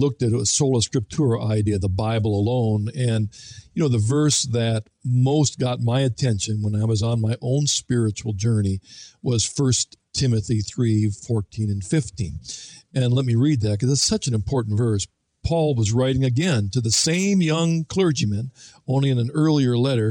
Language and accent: English; Ohio, United States; I was brought up in Ohio